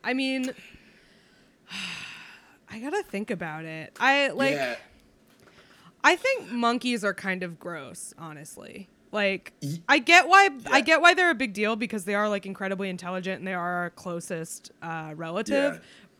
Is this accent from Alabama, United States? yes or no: yes; Alabama, United States; I'm a Hopi Indian. I'm born and raised in Alabama.